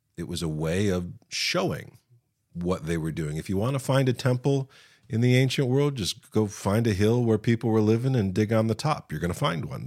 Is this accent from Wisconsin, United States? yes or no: no; West Virginia, United States; I'm from West Virginia